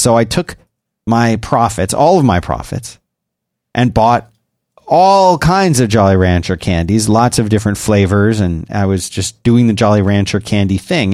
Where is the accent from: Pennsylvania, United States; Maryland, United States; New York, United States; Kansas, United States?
Pennsylvania, United States; Philadelphia; now in Austin, United States; I grew up in Philadelphia